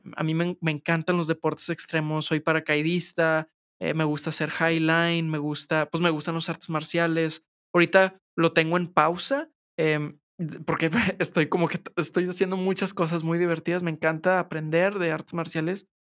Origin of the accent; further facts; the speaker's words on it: San Pedro Garza García, Nuevo León, Mexico; Yo soy de San Pedro